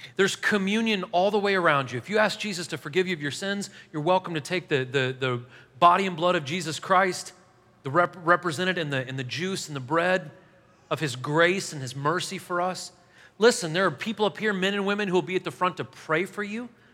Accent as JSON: {"language": "English", "town": "Nashville", "region": "Tennessee", "country": "United States"}